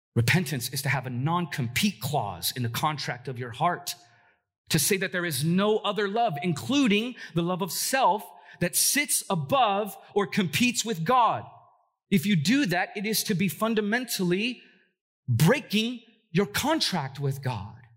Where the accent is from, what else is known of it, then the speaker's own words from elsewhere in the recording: Los Angeles, California, United States; moved away as an adult; now in Portland, United States; I'm originally from Southern California, if you don't know that. Uh, I've been in Portland now for eleven years, but I'm a O G L A kid